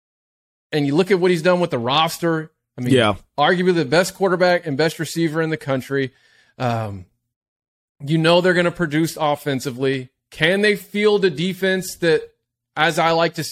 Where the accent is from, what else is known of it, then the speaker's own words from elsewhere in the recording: Texas, United States; I'm from Texas